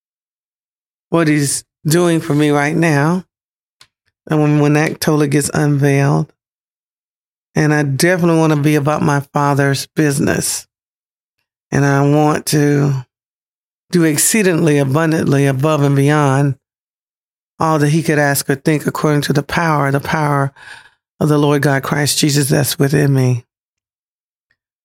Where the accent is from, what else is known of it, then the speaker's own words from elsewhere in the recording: Pensacola, Florida, United States; moved away; my hometown, Pensacola, Florida